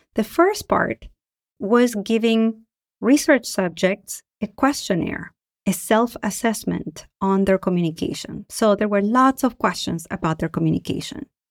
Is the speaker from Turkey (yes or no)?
no; Argentina; now in United States; I am from Argentina and I live in the United States